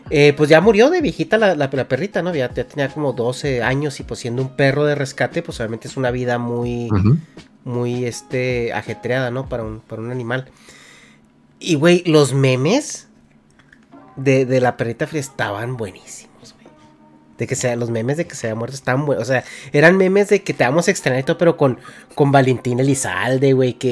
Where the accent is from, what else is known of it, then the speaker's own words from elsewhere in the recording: Mexico; Es que somos de México, güey.